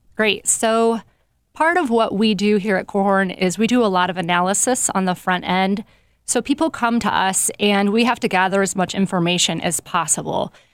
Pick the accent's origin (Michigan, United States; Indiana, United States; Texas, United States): Indiana, United States; Nappanee; moved away as an adult; now in South Bend, United States; I am originally from Napanee, Indiana. Grew up there most of my life